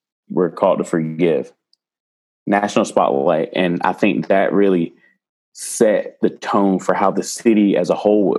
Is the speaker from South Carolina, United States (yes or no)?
yes; Greenwood, South Carolina, United States; also born or lived in Charleston, South Carolina; I'm from South Carolina, but I was born in the upstate in a small town called Greenwood. And I moved to Charleston